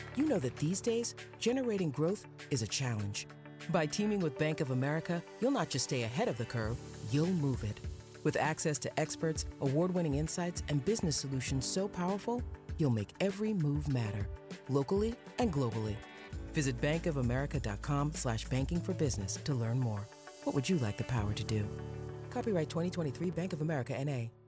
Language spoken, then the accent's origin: English; Detroit, Michigan, United States; moved away; I grew up in the Detroit area as an only child